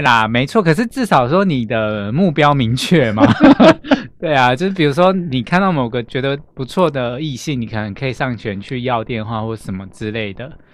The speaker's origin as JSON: {"language": "Chinese", "region": "southern Taiwan", "country": "Taiwan", "also_born_or_lived": "Chiayi / Kaohsiung", "moved": "yes", "said": "因为我本身是南部人"}